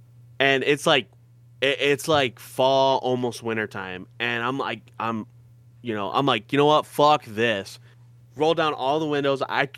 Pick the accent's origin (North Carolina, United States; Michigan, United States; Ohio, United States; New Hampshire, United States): Michigan, United States; We're from Michigan. It's all right. Yeah, we don't say our R's or anything like that.